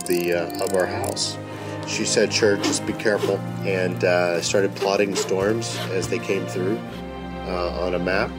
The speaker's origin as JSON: {"language": "English", "region": "North Texas", "country": "United States", "tie": "born or raised there", "said": "growing up in North Texas"}